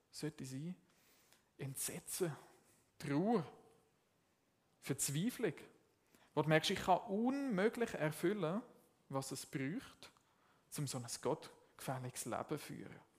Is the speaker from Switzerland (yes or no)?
yes; Zurich, Switzerland; Jetzt, ich komme ursprünglich aus dem Zürich Oberland und ich bin nicht im katholischen Kontext, Kontext aufgewachsen.